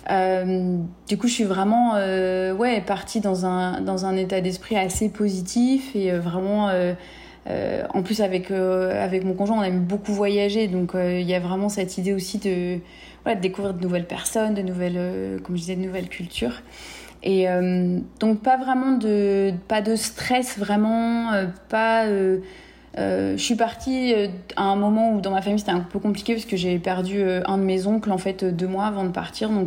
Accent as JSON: {"language": "French", "town": "Paris", "region": "Île-de-France", "country": "France", "tie": "born or raised there", "also_born_or_lived": "Pau", "moved": "as an adult", "lives_now": "Houston, United States", "said": "je suis née à Paris, j'ai 34 ans et euh, j'habite en ce moment à Houston au Texas. Euh, j'ai déménagé de Pau à Houston au Texas en août 2019 euh, parce que j'habitais à Pau donc pendant 7 ans"}